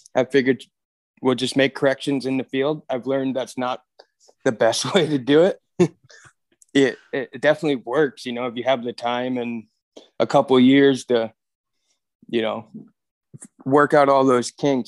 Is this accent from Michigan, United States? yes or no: yes; Michigan, United States; moved away as an adult; now in Williston, North Dakota, United States; I moved out of Michigan when I was about twenty-two, twenty-three